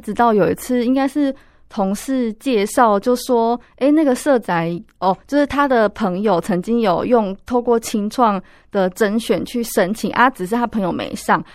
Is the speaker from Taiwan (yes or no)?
yes; Pingtung County, Taiwan; now in Taipei, Taiwan; 我老家是在屏东